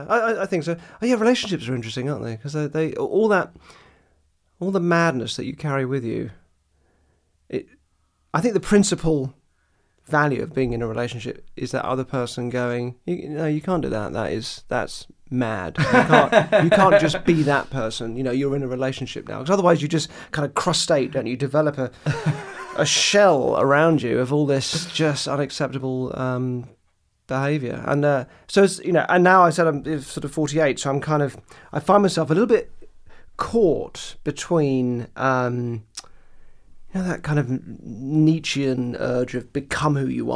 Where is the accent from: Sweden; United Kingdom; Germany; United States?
United Kingdom; Purley, London; I grew up in Purley, which is real sort of Daily Mail suburbia.